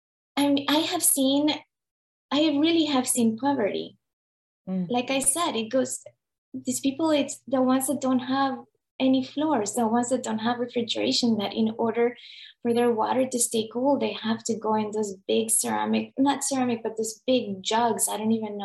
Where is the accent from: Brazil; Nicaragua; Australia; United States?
Nicaragua; moved away; I'm from Nicaragua.